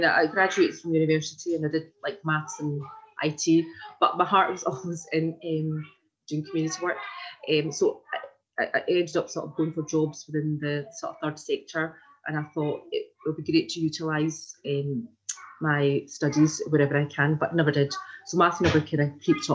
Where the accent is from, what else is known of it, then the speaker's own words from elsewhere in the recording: Glasgow, Scotland, United Kingdom; I grew up in Glasgow. So I was born here and I was raised here in the south side, in Pollock Shields